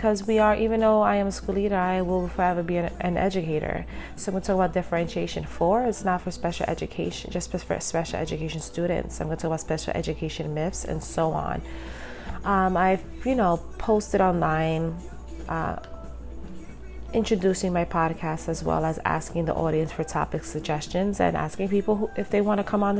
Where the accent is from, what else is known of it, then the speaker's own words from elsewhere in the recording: New York City, New York, United States; I was born and raised in Brooklyn